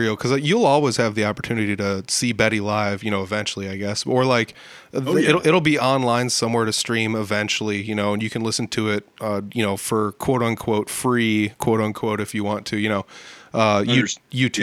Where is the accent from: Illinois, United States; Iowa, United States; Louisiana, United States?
Iowa, United States; Northern; I'm from Northern Iowa